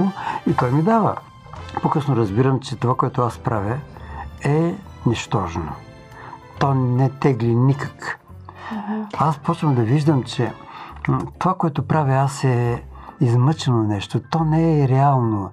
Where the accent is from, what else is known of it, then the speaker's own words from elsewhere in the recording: Tutrakan, Silistra Province, Bulgaria; moved away; also born or lived in Dobrich; Моята прапрабаба е всъщност една от първите адвентистки в моя роден град Тутраган